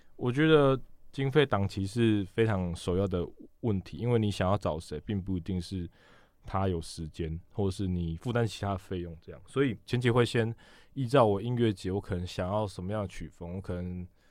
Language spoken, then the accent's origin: Chinese; Chiayi, Taiwan; moved away as an adult; also born or lived in Tainan / Taipei; 我嘉义人嘛，高中在嘉义，大学在台南，出社会在台北